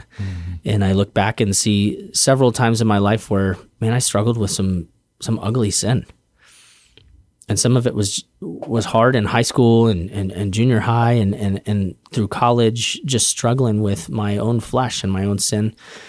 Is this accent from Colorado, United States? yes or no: yes; Denver, Colorado, United States; I grew up in Denver, Colorado. My dad's a pastor.